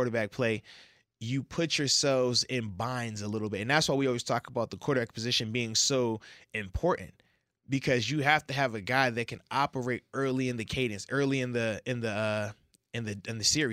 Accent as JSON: {"language": "English", "region": "the South", "country": "United States", "said": "I'm from the South"}